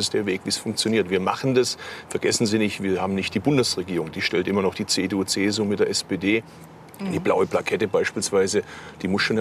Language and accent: German; Baden-Württemberg, Germany; Ganz im Gegenteil, ich komme da aus Baden-Württemberg.